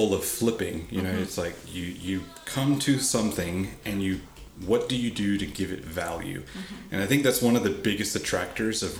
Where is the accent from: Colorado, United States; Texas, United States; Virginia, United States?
Texas, United States; Uvalde; my hometown in Uvalde